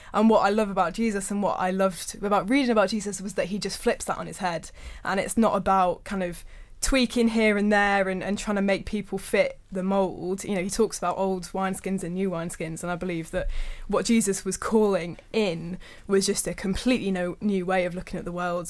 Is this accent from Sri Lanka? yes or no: no; Birmingham, West Midlands, United Kingdom; back to my hometown of Birmingham.